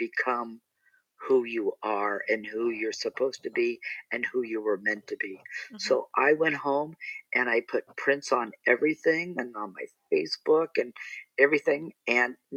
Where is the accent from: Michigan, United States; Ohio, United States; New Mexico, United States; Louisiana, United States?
Ohio, United States; Akron; now in Palm Springs, United States; when I was growing up in Akron, Ohio